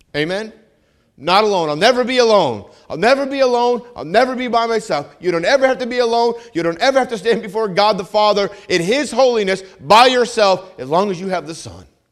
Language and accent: English; New England, United States; moved away; I'm from New England